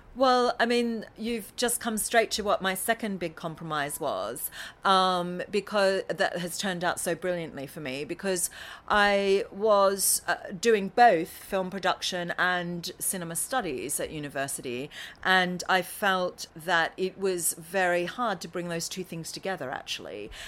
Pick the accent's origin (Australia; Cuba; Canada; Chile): Australia; Currumbara, Victoria; moved away as an adult; also born or lived in Melbourne; now in London, United Kingdom; the town is called Currumbara, I'm an Aussie